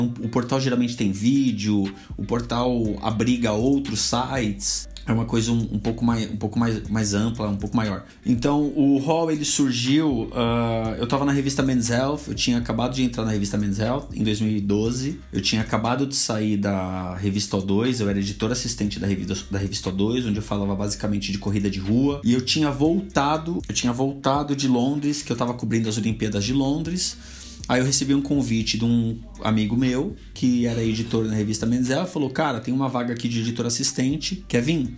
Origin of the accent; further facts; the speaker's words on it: São Paulo, Brazil; also born or lived in South Zone, São Paulo; minha quebrada é Zona Leste, assim como o Mussum. Eu acho que eu sou até um pouco mais fundão do que o Mussum, porque eu sou do, do Cangaíba